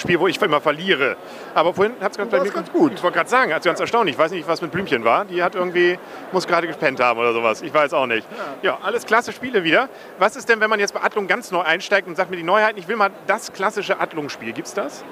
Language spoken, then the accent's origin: German; Kiel, Schleswig-Holstein, Germany; für mich als Kieler